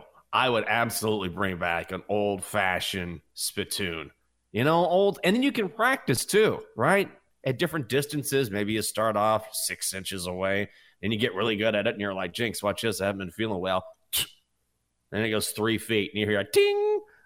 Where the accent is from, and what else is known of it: Texas, United States; moved away